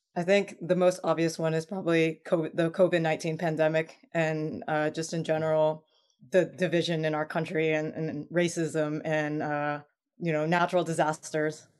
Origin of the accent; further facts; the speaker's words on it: United States; as an American-born Chinese